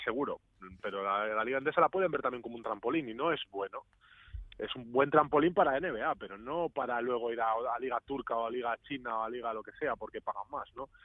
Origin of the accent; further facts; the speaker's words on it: Cantabria, Spain; also born or lived in Granada / Basque Country; now in Greece; yo soy de Cantabria